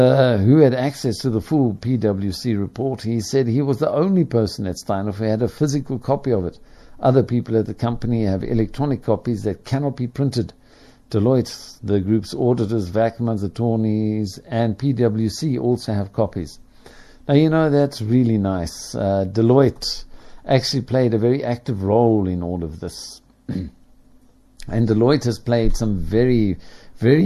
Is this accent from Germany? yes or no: no; Ireland; as an Irishman